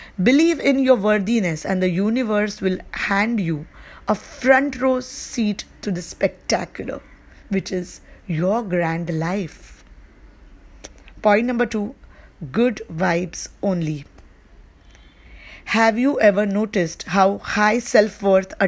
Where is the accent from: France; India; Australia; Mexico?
India; I live in India and I am from India